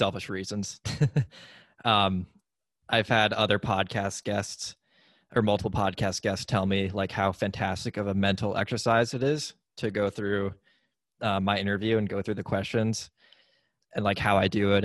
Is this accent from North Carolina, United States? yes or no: no; New Hampshire, United States; I grew up in New Hampshire, in the United States